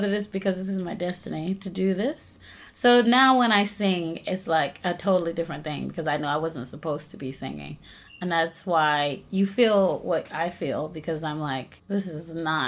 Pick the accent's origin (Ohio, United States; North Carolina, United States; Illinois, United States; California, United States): North Carolina, United States; I was raised in North Carolina in a really, really small rural town.